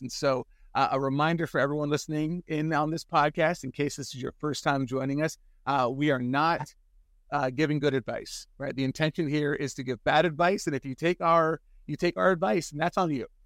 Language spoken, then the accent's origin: English; San Francisco, California, United States; I grew up in San Francisco